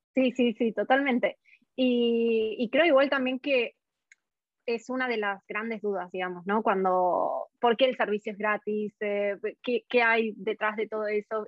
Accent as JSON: {"language": "Spanish", "country": "Argentina", "moved": "yes", "lives_now": "Australia", "said": "yo soy de Argentina"}